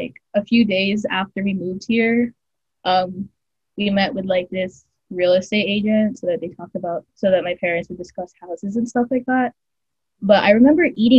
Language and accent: English; Philippines; now in Indiana, United States; as kids, there's a lot of emphasis with like the with like being bilingual, by speaking Tagalog and English interchangeably